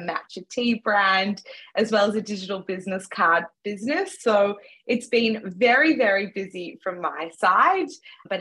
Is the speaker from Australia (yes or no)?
yes; Melbourne, Victoria, Australia; also born or lived in Johannesburg, South Africa; I was born in Johannesburg, South Africa, and have grown up most of my life in Melbourne, Australia.